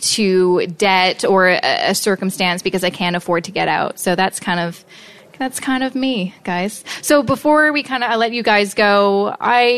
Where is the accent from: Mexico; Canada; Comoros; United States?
Canada; Vancouver, British Columbia; moved away; I'm from Vancouver